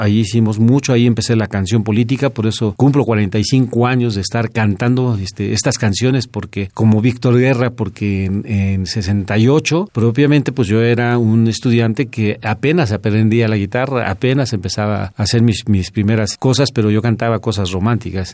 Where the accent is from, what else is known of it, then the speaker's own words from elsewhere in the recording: Mexico City, Mexico; yo nací en Azcapotzalco, en el barrio de Azcapotzalco. En aquellos tiempos era un barrio, este, pues popular